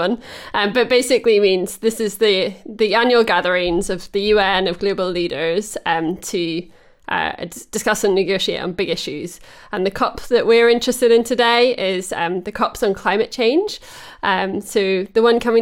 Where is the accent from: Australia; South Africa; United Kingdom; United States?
United Kingdom; Holywood, Northern Ireland; also born or lived in England; now in Teddington, United Kingdom; my hometown in Northern Ireland